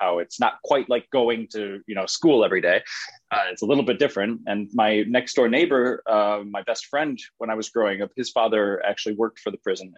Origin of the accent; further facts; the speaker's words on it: Jackson, Michigan, United States; I'm a Midwesterner. I was born and raised in Michigan